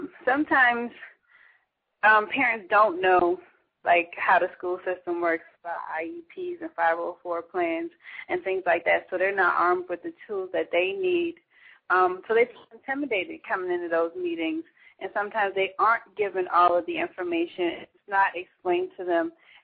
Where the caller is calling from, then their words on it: Charleston, South Carolina, United States; I'm calling from Charleston, South Carolina.